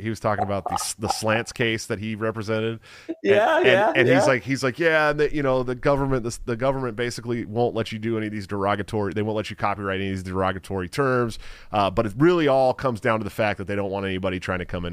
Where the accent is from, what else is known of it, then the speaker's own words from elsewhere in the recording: Antioch, California, United States; my hometown of Antioch, California